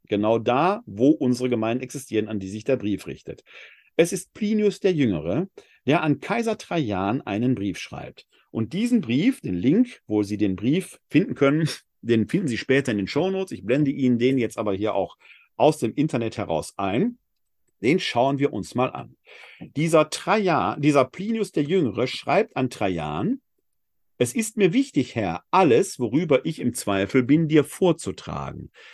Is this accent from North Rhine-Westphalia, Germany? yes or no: yes; Essen, North Rhine-Westphalia, Germany; Ich bin in Essen geboren und nicht in München. Das macht was mit meinem Leben. Es bestimmt meinen Dialekt.